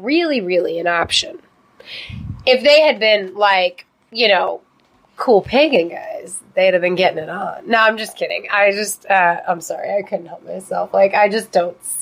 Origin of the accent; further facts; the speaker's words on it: Texas, United States; as a Texan